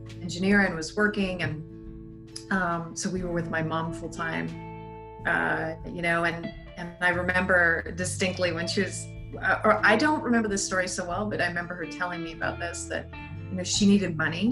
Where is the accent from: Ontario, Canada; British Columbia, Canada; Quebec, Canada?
Quebec, Canada; Montreal; moved away; I grew up in initially in Montreal